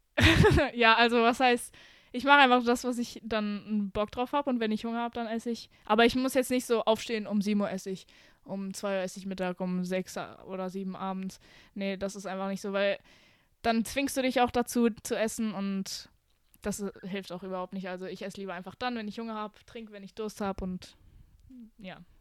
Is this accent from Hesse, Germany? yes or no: no; near Düsseldorf, North Rhine-Westphalia, Germany; moved away as an adult; now in Romania; ich bin in Deutschland geboren worden äh, und ich habe auch mein ganzes Leben lang hier gelebt, aber in NRW, neben Düsseldorf.